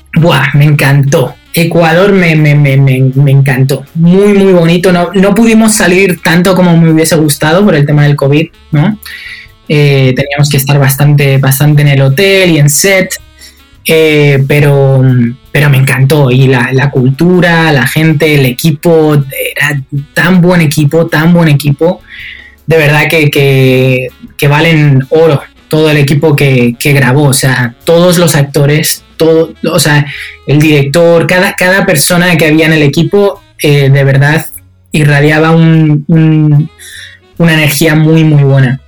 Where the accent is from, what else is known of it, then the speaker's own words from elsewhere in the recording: Spain; moved away; desde que yo salí de España